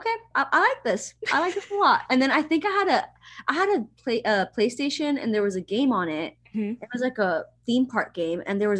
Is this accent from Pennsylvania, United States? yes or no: no; Miami, Florida, United States; moved away as an adult; also born or lived in Cuba; now in Atlanta, United States; I am 27, so I'm a little older. I was born in Cuba. Cool. I didn't know that. I grew up in Miami, and now I live in Atlanta, Georgia